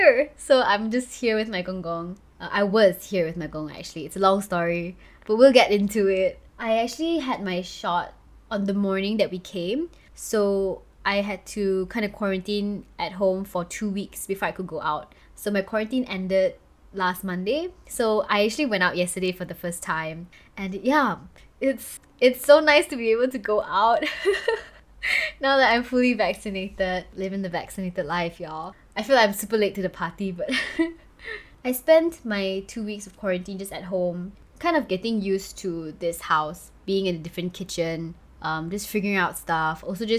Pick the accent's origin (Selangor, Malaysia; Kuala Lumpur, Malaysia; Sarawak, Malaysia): Kuala Lumpur, Malaysia; moved away as an adult; also born or lived in Johor; right now I'm in KL, which is Kuala Lumpur, which is the capital of Malaysia. And this is where I basically grew up, attended high school